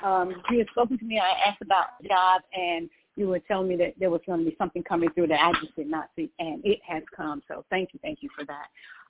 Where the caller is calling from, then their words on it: Georgia, United States; I'm calling from Georgia.